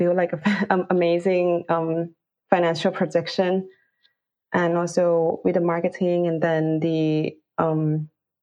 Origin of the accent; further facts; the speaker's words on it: Bangkok, Thailand; moved away as an adult; now in London, United Kingdom; I'm actually from Bangkok, Thailand, and then I work in Thailand as the category manager in an e-commerce company